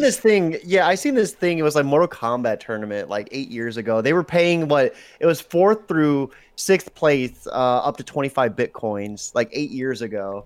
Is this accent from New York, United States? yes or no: no; Ohio, United States; I'm from Ohio